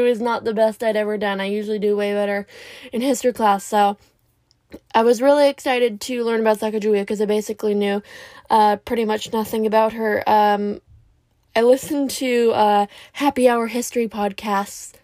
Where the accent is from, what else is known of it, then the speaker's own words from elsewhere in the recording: Canada; I'm Canadian